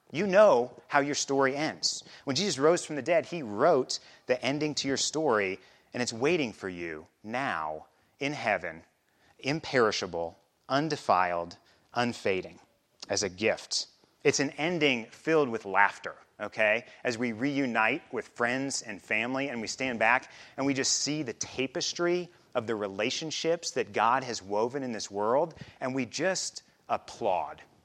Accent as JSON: {"language": "English", "region": "Midwest", "country": "United States", "tie": "born or raised there", "also_born_or_lived": "Chicago area", "moved": "as an adult", "lives_now": "Basalt, United States", "said": "I also grew up in the Midwest"}